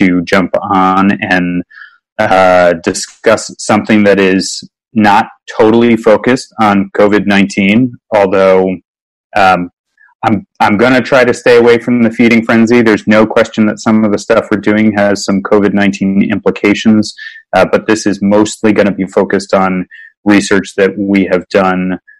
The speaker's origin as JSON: {"language": "English", "region": "Virginia", "country": "United States", "tie": "born or raised there", "said": "when I was growing up in Virginia"}